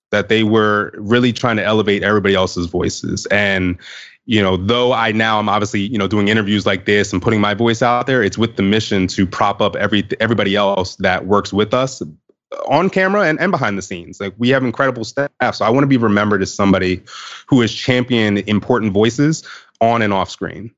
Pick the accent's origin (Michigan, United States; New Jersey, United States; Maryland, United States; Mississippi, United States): Maryland, United States; Baltimore; I was growing up in the Baltimore area at the time